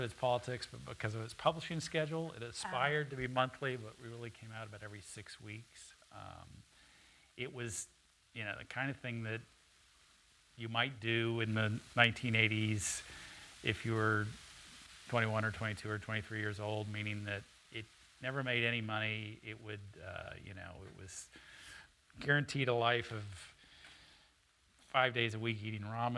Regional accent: Austin, Texas, United States; also born or lived in Ohio; I grew up in Austin. I am a townie. I went to Cassis, then O. Henry, then Austin High.

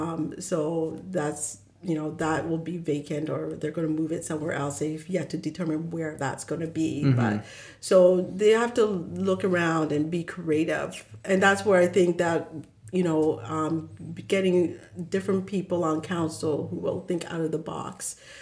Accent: Zimbabwe; moved away; When I lived in Sudbury, I love telling this story, but we moved and we're coming from Zimbabwe.

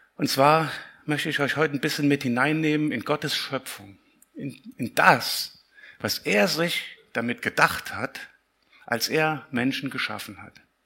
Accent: Siegen, North Rhine-Westphalia, Germany; Ich komme aus Siegen

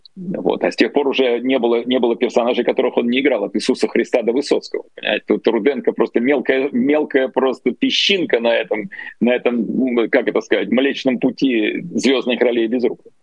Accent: Saint Petersburg, Russia; я вырос в Ленинграде

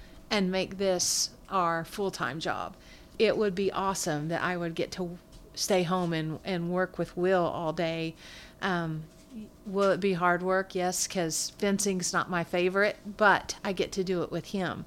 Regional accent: Bartlesville, Oklahoma, United States; I'm from Bartlesville, so my dad was more like an amateur radio guy

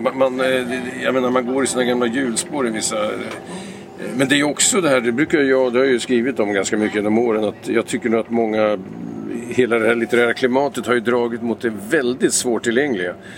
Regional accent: Vingåker, Södermanland, Sweden; moved away; also born or lived in Lysekil, Bohuslän; Jag är ju uppvuxen i Vingåker, en liten ort i Sörmland

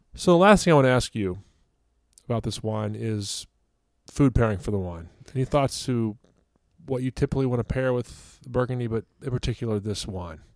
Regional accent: Fredericksburg, Virginia, United States; moved away; I'm using my hometown as an example for places that might not have some of the wines that we discussed

